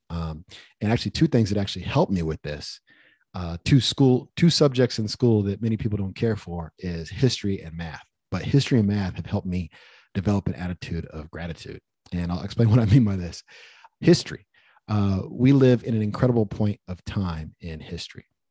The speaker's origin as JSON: {"language": "English", "country": "United States", "tie": "born or raised there", "said": "me even being born in America. When I think about how lucky I am as an American"}